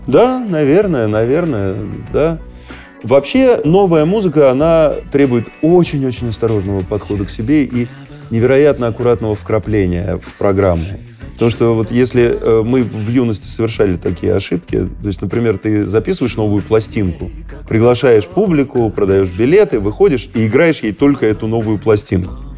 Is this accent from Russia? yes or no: yes; Russia; мы гордились, что мы из России